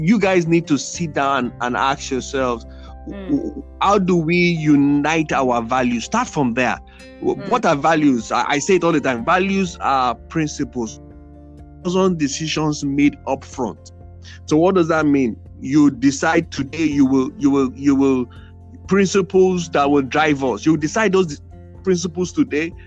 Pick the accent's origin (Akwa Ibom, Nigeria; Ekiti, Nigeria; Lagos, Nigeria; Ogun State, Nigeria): Ekiti, Nigeria; we're from Ekiti State